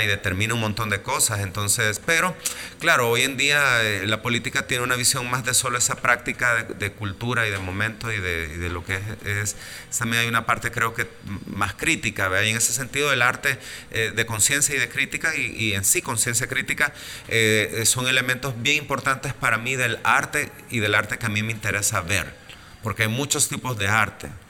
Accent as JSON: {"language": "Spanish", "country": "El Salvador", "also_born_or_lived": "Mexico", "said": "vengo del Salvador"}